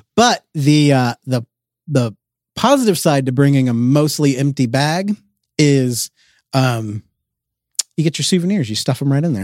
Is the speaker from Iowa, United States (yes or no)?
no; Georgia, United States; we are from Georgia, where it is also hot and humid